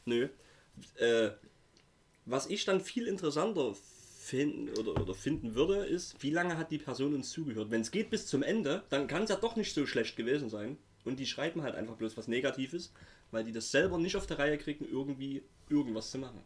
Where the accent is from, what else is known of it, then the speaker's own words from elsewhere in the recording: Saxony, Germany; accent: Saxon; wir kommen aus dem wunderschönen Sachsen